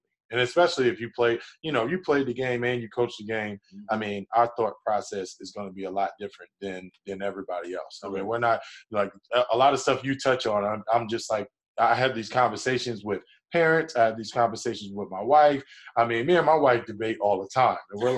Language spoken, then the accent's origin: English; New Jersey, United States; I'm from New Jersey